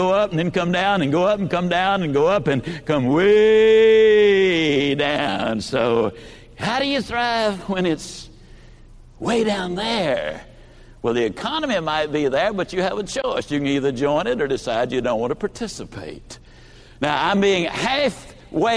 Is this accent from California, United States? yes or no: no; Yazoo City, Mississippi, United States; also born or lived in Lower Alabama; I was born in L.A. That's Lower Alabama. I was raised in Yazoo City, in Mississippi